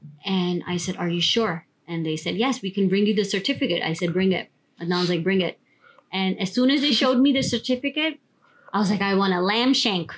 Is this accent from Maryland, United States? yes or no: no; New York, United States; born or raised there